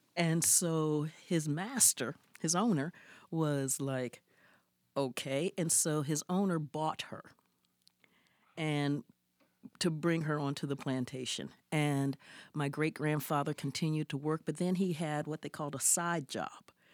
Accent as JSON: {"language": "English", "town": "Columbus", "region": "Ohio", "country": "United States", "tie": "born or raised there", "said": "I grew up in Columbus, Ohio, and we got to Columbus, Ohio, uh, the long way."}